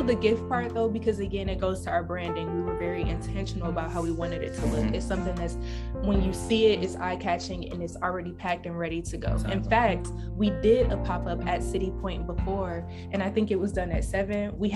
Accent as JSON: {"language": "English", "town": "Detroit", "region": "Michigan", "country": "United States", "tie": "born or raised there", "moved": "yes", "lives_now": "New York, United States", "said": "I grew up in Detroit"}